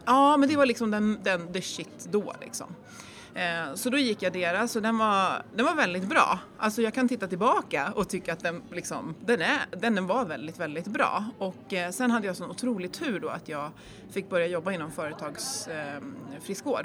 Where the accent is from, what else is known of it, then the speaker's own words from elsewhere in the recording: Järfälla, Stockholm County, Sweden; now in Jämtland, Sweden; Jag är uppväxt i Jakobsberg